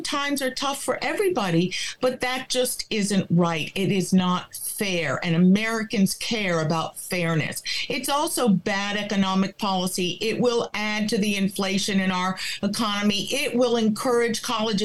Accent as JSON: {"language": "English", "country": "Cuba", "tie": "born or raised there", "first_language": "Spanish", "second_language": "English", "moved": "yes", "lives_now": "Connecticut, United States", "said": "I was born in Cuba. We escaped communism, came here with nothing."}